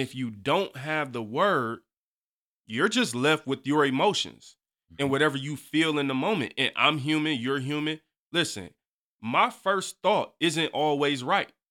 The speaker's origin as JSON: {"language": "English", "town": "Detroit", "region": "Michigan", "country": "United States", "tie": "born or raised there", "said": "I'm from the East Side. Uh-huh. You know, I hey got a Detroit public school education"}